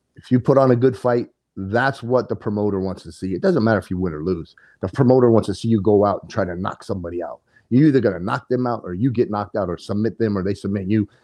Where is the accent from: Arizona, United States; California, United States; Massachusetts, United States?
Arizona, United States; Coolidge; I'm a native to Arizona, born and raised in Coolidge, Arizona